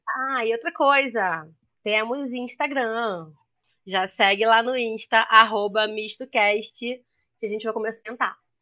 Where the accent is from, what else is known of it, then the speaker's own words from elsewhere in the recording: Rio de Janeiro, Brazil; accent: sotaque chiadíssimo; também sou carioca